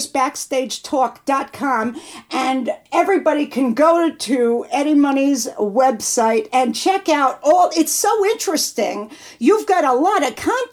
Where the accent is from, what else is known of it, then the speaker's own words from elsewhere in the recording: New York City, New York, United States; I'm from Queens